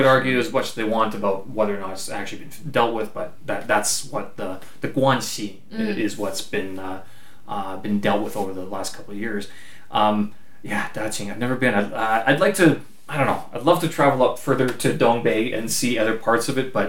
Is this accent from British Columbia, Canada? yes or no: no; Winnipeg, Manitoba, Canada; first language English; moved away as an adult; also born or lived in South Korea; now in Beijing, China; I'm from the Canadian prairies